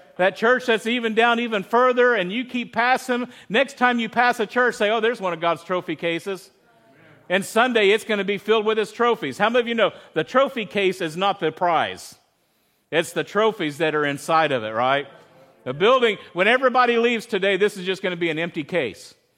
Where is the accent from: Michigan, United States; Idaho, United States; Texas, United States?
Texas, United States; Midland; I grew up in Texas